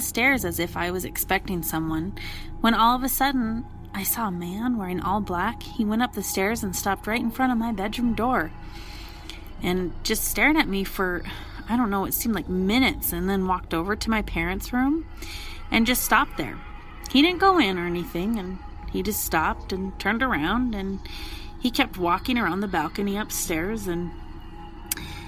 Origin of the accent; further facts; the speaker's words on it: El Paso, Texas, United States; I'm from El Paso, Texas